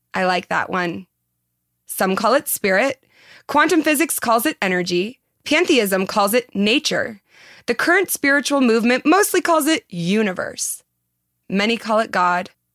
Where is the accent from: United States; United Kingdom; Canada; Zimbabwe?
United States; Southern California; accent: Valley Girl; I was born in Southern California and have been accused of having a Valley Girl accent